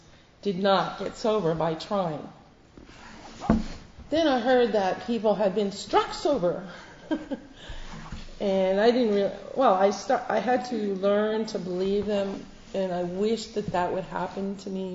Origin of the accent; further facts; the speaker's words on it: Canada; now in United Kingdom; I'm not American, I'm Canadian